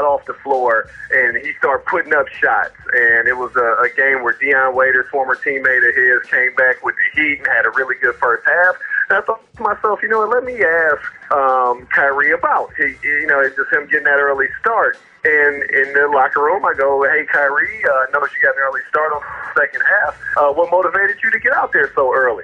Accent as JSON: {"language": "English", "town": "Cleveland", "region": "Ohio", "country": "United States", "said": "I'm from Cleveland"}